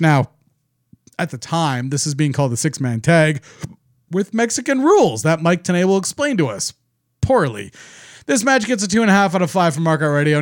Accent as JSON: {"language": "English", "country": "Canada", "said": "I'm not American. I'm Canadian."}